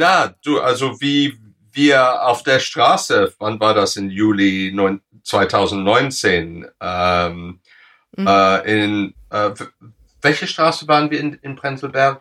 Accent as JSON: {"language": "German", "region": "England", "country": "United Kingdom", "second_language": "German", "said": "bei uns in England"}